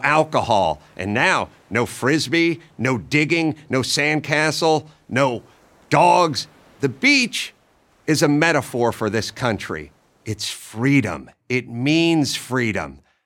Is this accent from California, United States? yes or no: yes; Southern California, United States; I grew up in Southern California